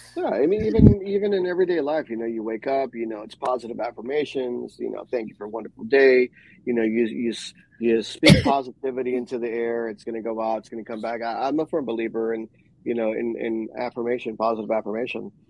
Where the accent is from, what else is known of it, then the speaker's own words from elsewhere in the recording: New York, United States; moved away; growing up in New York and my Afro Caribbean culture